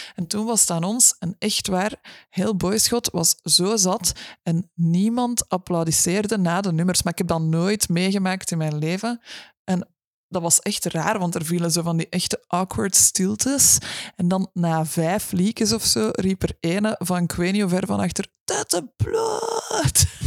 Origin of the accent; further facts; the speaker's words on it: Brussels, Brussels-Capital Region, Belgium; now in Kempen, Belgium; ik, ben van Brussel.